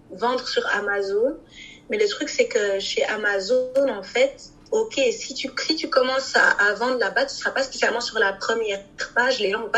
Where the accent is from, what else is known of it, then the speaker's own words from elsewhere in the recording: Kinshasa, DR Congo; plus au Congo parce que je suis originaire du Congo Kinshasa